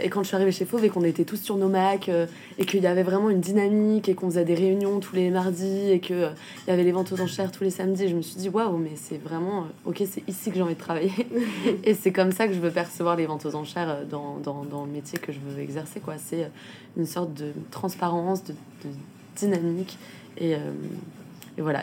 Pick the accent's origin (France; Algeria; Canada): France; Rennes, Brittany; moved away; je venais de Rennes